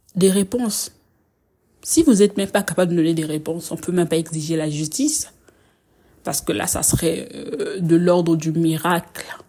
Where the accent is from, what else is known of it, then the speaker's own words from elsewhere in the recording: Republic of the Congo; je suis congolaise